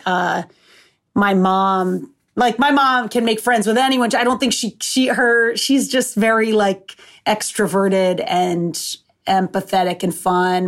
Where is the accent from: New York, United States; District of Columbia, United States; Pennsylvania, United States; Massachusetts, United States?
Massachusetts, United States; Seekonk; also born or lived in Rhode Island; I'm from Massachusetts, but I'm from Seekonk, so it's right on, like, the Rhode Island border